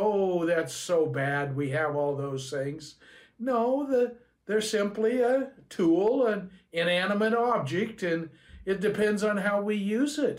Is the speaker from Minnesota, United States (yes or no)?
no; Southern California, United States; I grew up here in Southern California